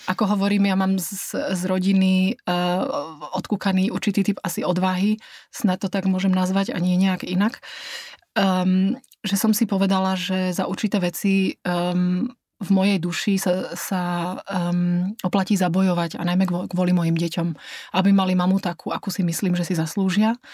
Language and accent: Slovak; Slovakia; now in Dresden, Germany; Ja som v Drážďanoch bola od roku 2000 a ja som tam šťastná. Ja um, uh, som Slovenka telom aj dušou.